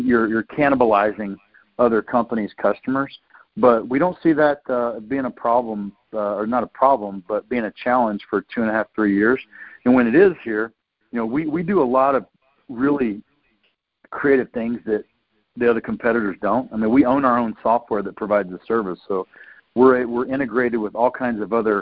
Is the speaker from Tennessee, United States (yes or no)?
yes; Tennessee, United States; I'm a guy from Tennessee